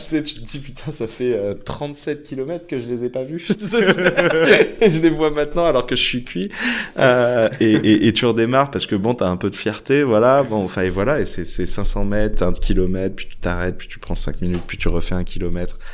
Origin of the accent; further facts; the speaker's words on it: France; je suis français sur plein de caractères